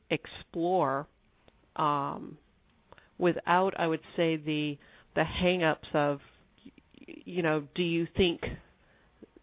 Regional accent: Austin, Texas, United States; I am from Austin, Texas, and from a very middle-class family

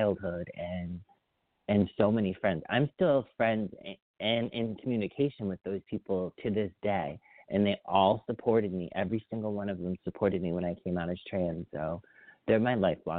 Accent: Agawam, Massachusetts, United States; growing up, I grew up in Agawam, Mass., which is Western Mass.

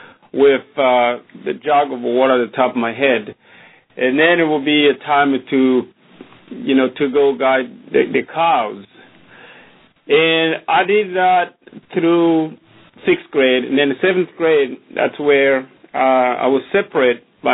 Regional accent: Burundi; now in Austin, United States; I was born in Burundi, in a small country

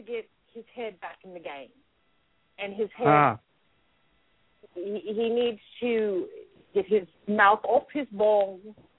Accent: London, United Kingdom; Even though I am from London, I know a good football team when I see it.

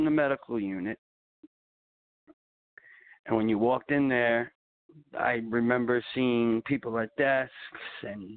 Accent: Long Island, New York, United States; also born or lived in Clearwater, Florida; now in Simpsonville, United States; we had moved to New York when I was 1 year old.

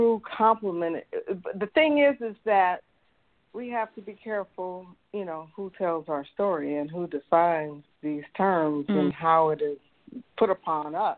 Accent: San Francisco, California, United States; moved away as an adult; also born or lived in Oakland; now in Mississippi, United States; I'm from San Francisco, born and raised in San Francisco

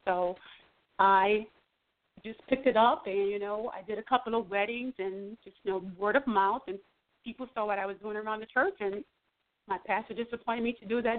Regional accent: New Orleans, Louisiana, United States; I am born and raised in New Orleans.

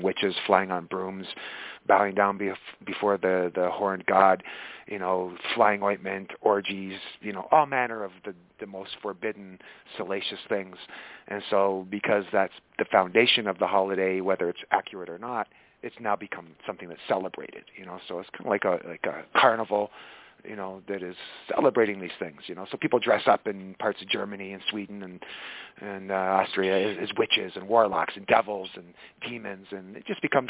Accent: Scotland, United Kingdom; moved away; I was born in Scotland, so I'm not exactly European

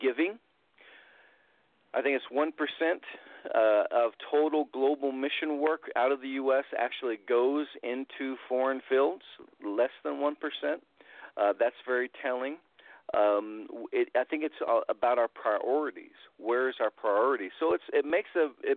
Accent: Muncie, Indiana, United States; moved away; I grew up in Indiana, in Muncie, Indiana, actually

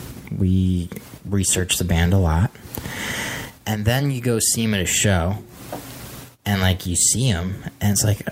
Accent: Texas, United States; But yeah, I'm from Texas. But now when I wake up and I go to sleep, I see a California sky.

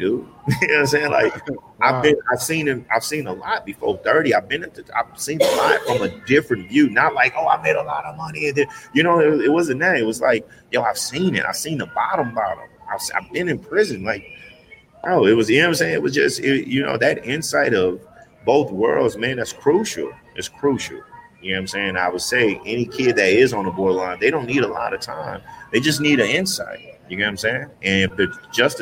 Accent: Houston, Texas, United States; moved away; also born or lived in California; I'm live from Houston

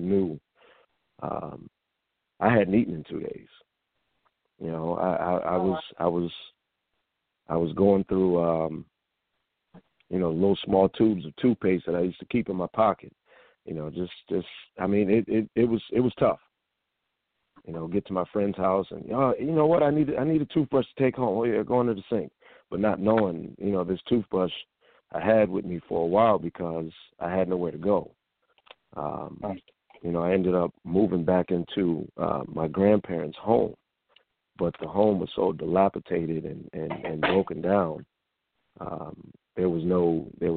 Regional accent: Springfield, Massachusetts, United States; moved away as an adult; now in Atlanta, United States; I hail from Springfield, Massachusetts, which is the birthplace of the famed game basketball

